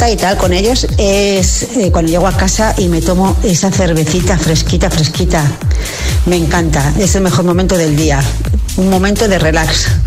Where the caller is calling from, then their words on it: Alcorcón, Community of Madrid, Spain; Hola agitadores, buenos días. … de Salcorcón.